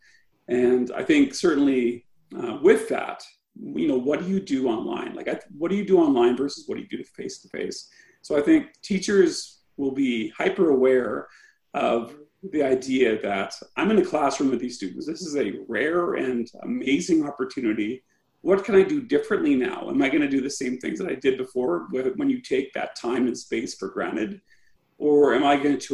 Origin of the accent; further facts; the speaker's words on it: Saskatchewan, Canada; I'm from Saskatchewan, so I'm an outsider.